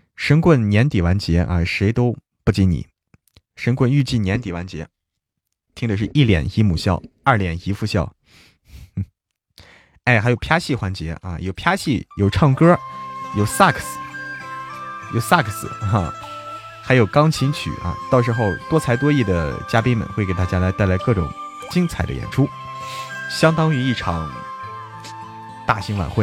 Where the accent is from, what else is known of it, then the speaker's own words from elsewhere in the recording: Zhangjiakou, Hebei, China; 河北张家口